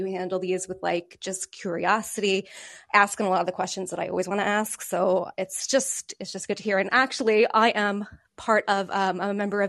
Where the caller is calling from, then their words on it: Ireland; I'm calling you from Ireland